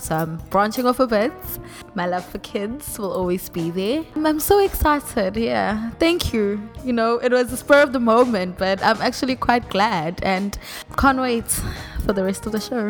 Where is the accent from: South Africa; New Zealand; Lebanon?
South Africa; I'm a South African woman.